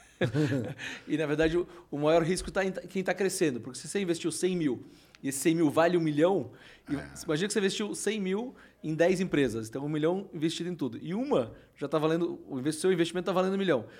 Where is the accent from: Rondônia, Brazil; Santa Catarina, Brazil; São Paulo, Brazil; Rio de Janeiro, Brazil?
Santa Catarina, Brazil; Florianópolis; eu sou de Floripa, né?